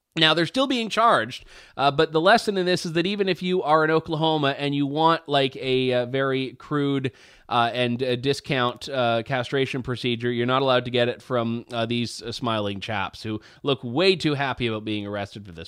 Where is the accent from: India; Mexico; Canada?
Canada; as a Canadian